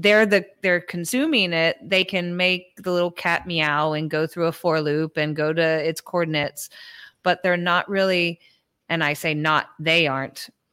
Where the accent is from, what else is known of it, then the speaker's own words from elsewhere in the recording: Peru; English is a second language; now in United States; I was teaching, you know, what I came from Peru. I did a lot of robotics with Lego Mindstorms.